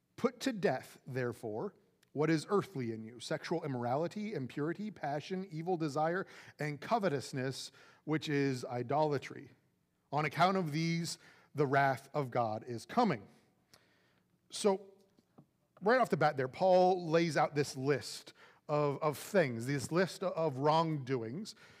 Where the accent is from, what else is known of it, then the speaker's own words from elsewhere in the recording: Florida, United States; now in Jersey Village, United States; I'm from Florida